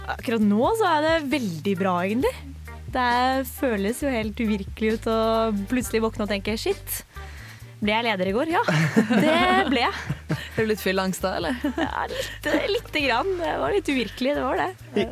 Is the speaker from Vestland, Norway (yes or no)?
no; Oslo, Norway; moved away as an adult; now in Trondheim, Norway; Jeg er fra Oslo.